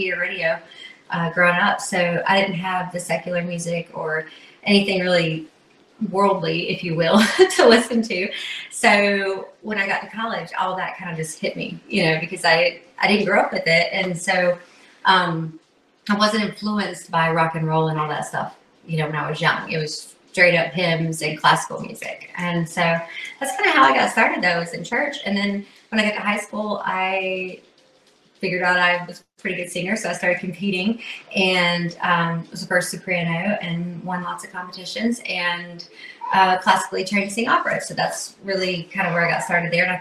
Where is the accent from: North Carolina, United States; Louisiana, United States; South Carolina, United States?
North Carolina, United States; Burke County; right here in Burke County, North Carolina. Yes, out in the country